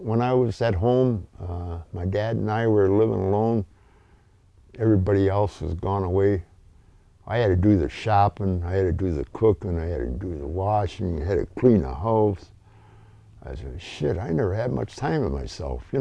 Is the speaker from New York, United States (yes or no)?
no; Rogers City, Michigan, United States; I was born in Rogers City, youngest of the family of six